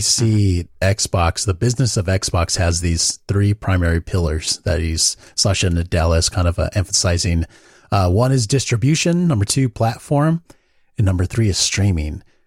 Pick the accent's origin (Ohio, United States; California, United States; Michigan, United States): California, United States; Southern; I grew up in Mexico, A K A Southern California